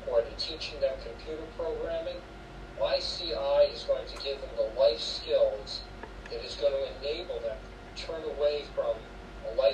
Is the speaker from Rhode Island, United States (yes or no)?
yes; Rhode Island, United States; moved away as an adult; now in Bethesda, Maryland, United States; I was originally born and raised in Rhode Island for the first 18 years of my life